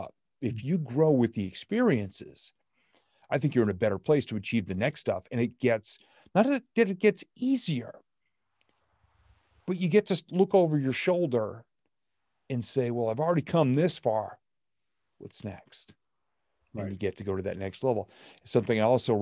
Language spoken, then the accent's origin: English; New England, United States; I'm from New England